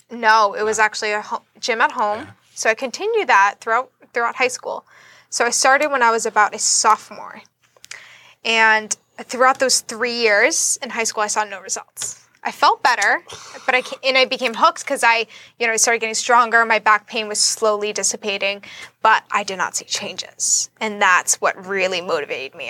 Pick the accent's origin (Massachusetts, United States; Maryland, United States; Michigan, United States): Massachusetts, United States; Boston; moved away as an adult; now in Florida, United States; I am from Boston, Massachusetts. I moved to Florida about a year and a half ago